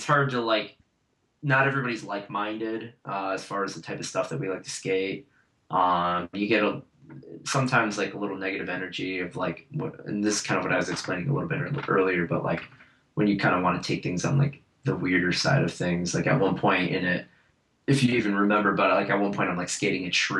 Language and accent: English; Rochester, New York, United States; And because I come from Rochester, which is like very snowy